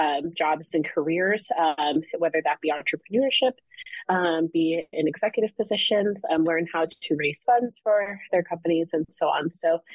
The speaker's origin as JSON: {"language": "English", "town": "Lincoln", "region": "Nebraska", "country": "United States", "tie": "born or raised there", "said": "So I was born and raised in Lincoln, Nebraska, graduated from the University of Nebraska with a bachelor's in criminology and English literature."}